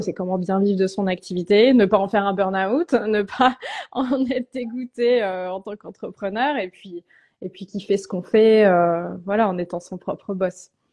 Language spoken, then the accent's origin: French; Tours, Centre-Val de Loire, France; pendant trois ans dans ma ville natale à Tours